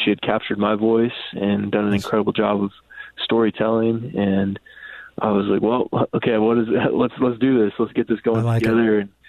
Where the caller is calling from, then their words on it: Seattle, Washington, United States; I'm here from Seattle. Good to talk with you all.